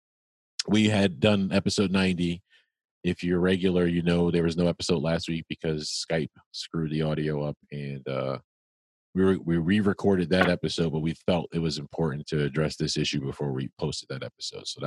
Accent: New Jersey, United States; we're both from Jersey.

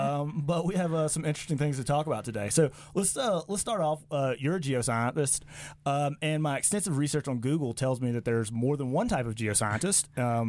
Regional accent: Mississippi, United States; moved away; I like to say that about Mississippi. It's just great to be from.

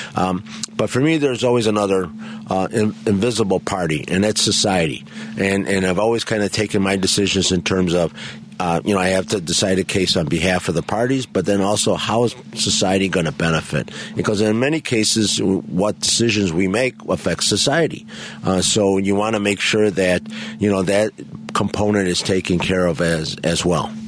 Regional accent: Chicago, Illinois, United States; I grew up in the Pilsen Bridgeport neighborhood

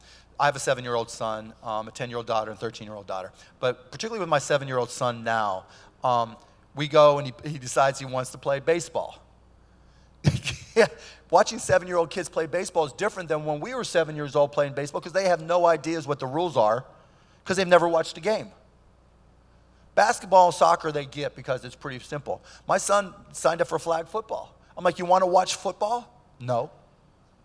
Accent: Pittsburgh, Pennsylvania, United States; I grew up in Pittsburgh

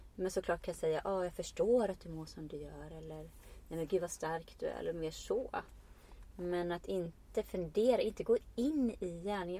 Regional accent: Iceland; now in Sweden; jag kommer från Island och kan vara jag men jag kommer också, jag är också invandrare

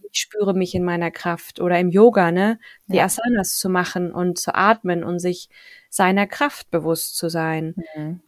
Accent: Thuringia, Germany; Ich komme ja aus Thüringen, das ist wenig christlich geprägt

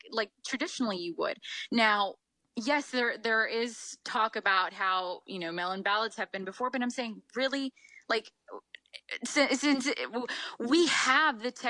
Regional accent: United States; I'm proud to have Mexican roots. I was born here in the United States.

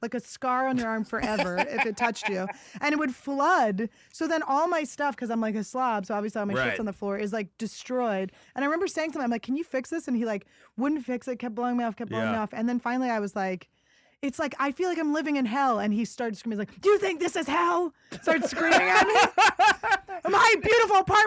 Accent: Philadelphia, Pennsylvania, United States; I'm from Philly

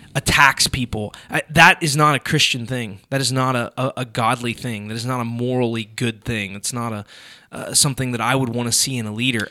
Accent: United States; I'm an American

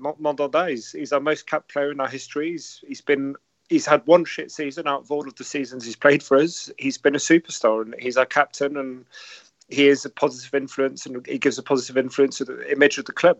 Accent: Paris region, Île-de-France, France; I grew up in the Paris region, so I had to go to school with loads of PSG fans.

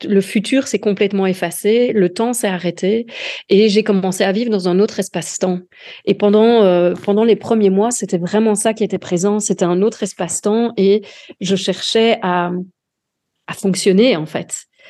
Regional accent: Dinant, Wallonia, Belgium; je suis originaire du sud de la Belgique, euh, d'Inan

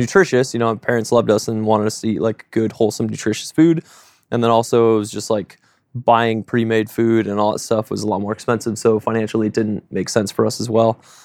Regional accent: South Shore, south of Boston, Massachusetts, United States; now in Oregon, United States; growing up south of Boston, um, grew up frugal in a religious family

